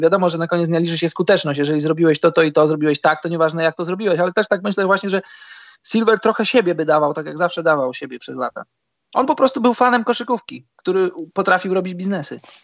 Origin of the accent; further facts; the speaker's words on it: Poland; skąd jestem, że z Polski